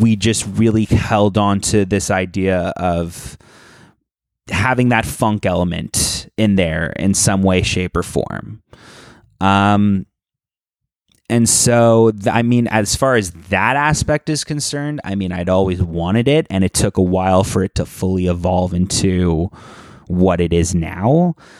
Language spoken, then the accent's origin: English; Toronto, Ontario, Canada; growing up in Toronto